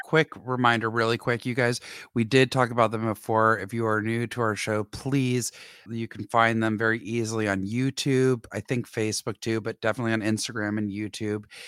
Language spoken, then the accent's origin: English; Atlanta, Georgia, United States; moved away; growing up in Atlanta